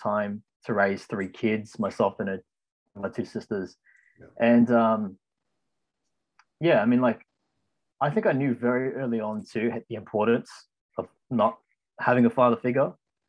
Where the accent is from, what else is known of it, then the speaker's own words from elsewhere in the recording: Ryde, New South Wales, Australia; I was born here in Australia, in the Ryde area